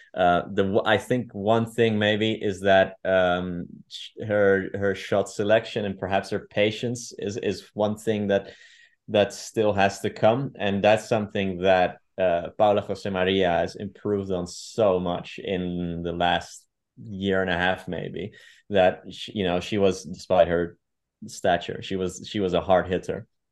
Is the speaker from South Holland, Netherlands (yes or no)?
no; Amsterdam, North Holland, Netherlands; English is a second language; moved away as an adult; also born or lived in Gloucestershire, United Kingdom; now in Madrid, Spain; I grew up in, um, in Amsterdam, um, for the majority of my life